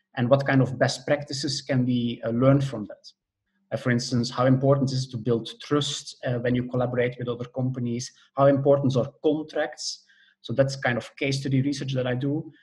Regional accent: Belgium; moved away as an adult; also born or lived in Netherlands; now in Germany; Originally, I'm from Belgium.

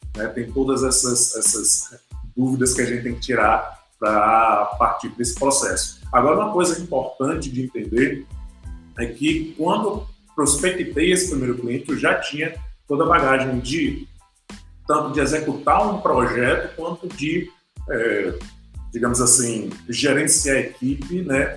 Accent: Brazil; a gente como brasileiro

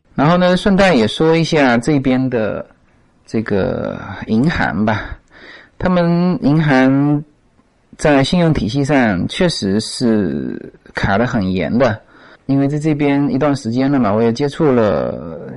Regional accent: China; now in United States; 我们中国人

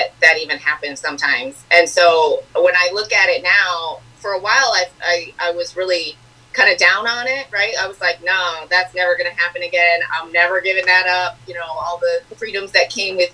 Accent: Lansing, Michigan, United States; I am originally from, I guess you could say, Lansing, Michigan

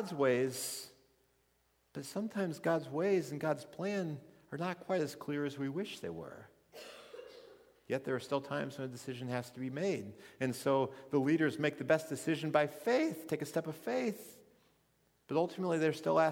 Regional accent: Missouri, United States; moved away as an adult; also born or lived in Minnesota; I grew up in Missouri. I grew up out in the country

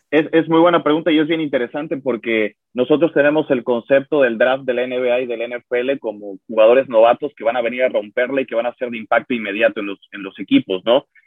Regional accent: Mexico; como mexicanos

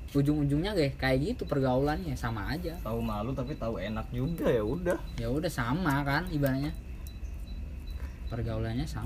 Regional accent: Kalianda, Lampung, Indonesia; kampung saya itu di Kalianda Lampung

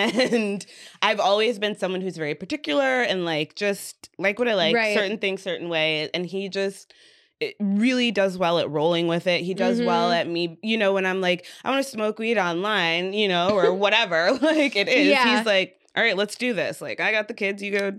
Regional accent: Indiana, United States; I'm from Indiana, stuck in my ways, rural guy

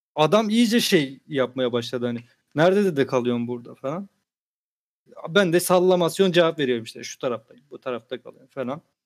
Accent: Samsun, Turkey; Dedim ben Samsunluyum.

